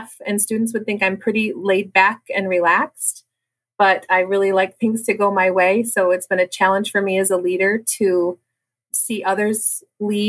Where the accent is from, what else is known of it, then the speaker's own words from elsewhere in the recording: Cadillac, Michigan, United States; also born or lived in North Branch, Michigan; I actually was born and raised in Cadillac